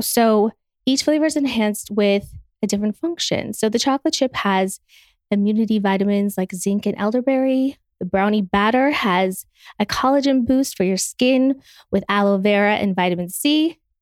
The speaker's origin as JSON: {"language": "English", "region": "Utah", "country": "United States", "said": "I'm from Utah"}